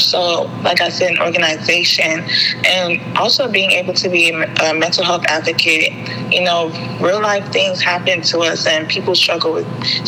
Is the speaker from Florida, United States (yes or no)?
no; Prince George's County, Maryland, United States; also born or lived in Nigeria (ancestry); I grew up in Prince George's County my whole entire life